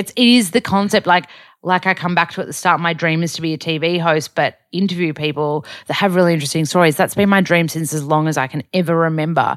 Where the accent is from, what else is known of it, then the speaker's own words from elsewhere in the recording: Australia; accent: ocker Australian; I'm really Aussie.